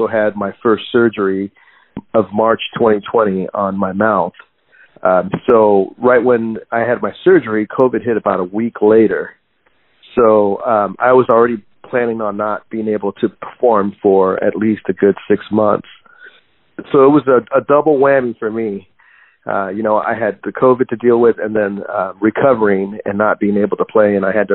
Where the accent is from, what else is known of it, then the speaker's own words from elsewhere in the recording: Guadalajara, Jalisco, Mexico; now in San Diego, United States; I was born in Guadalajara, Jalisco